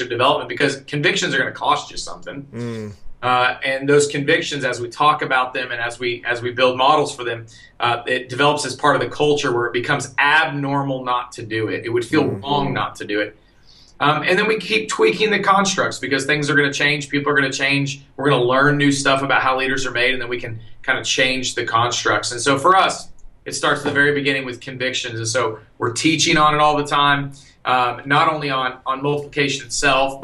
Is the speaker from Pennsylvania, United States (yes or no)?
no; Austin, Texas, United States; moved away; I'm from Austin. I'm actually a local Austinite